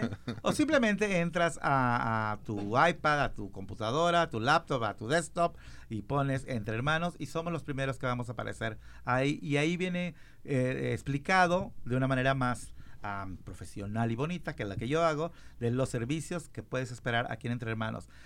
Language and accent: Spanish; Mexico; yo soy mexicano